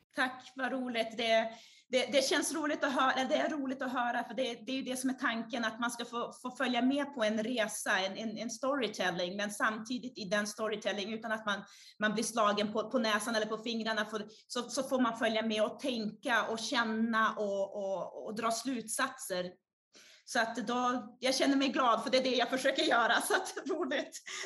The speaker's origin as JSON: {"language": "Swedish", "town": "Umeå", "region": "Västerbotten County", "country": "Sweden", "tie": "born or raised there", "also_born_or_lived": "Brazil"}